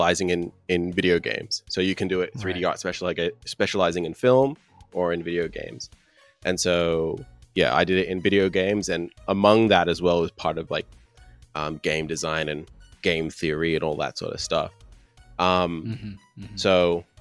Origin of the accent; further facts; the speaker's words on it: Canberra, Australian Capital Territory, Australia; moved away as an adult; also born or lived in China; I'm from Canberra, Australia